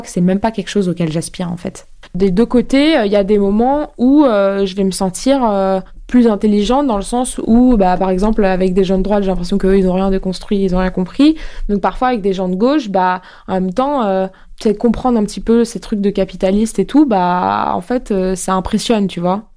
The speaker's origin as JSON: {"language": "French", "town": "Neuilly-sur-Seine", "region": "Île-de-France", "country": "France", "tie": "born or raised there", "said": "Je grandis, euh, à Neuilly, euh, jusqu'à, euh, avoir, euh, mon bac"}